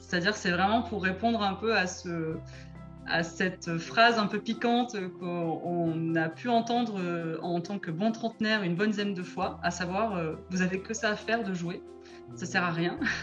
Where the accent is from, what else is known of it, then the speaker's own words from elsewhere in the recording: Marseille, Provence-Alpes-Côte d'Azur, France; now in Bordeaux, France; j'ai grandi à Marseille.